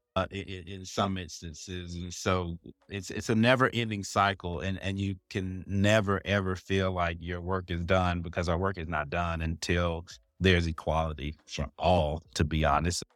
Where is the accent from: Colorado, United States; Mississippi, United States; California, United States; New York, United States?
Mississippi, United States; Jackson; also born or lived in Arkansas; now in Charlotte, United States; I'm originally from Jackson, Mississippi, currently living in Charlotte, North Carolina